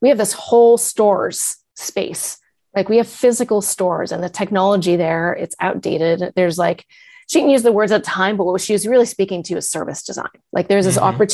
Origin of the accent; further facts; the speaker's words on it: Massachusetts, United States; moved away as an adult; also born or lived in California; I had moved to Massachusetts because I wanted to go back home. I'm from Massachusetts.